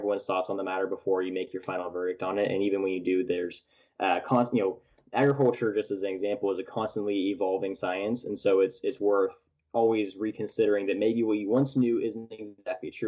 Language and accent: English; Tulare, California, United States; now in Fresno, United States; I was born and raised in Tulare, California, which is right in the smack dab center of California.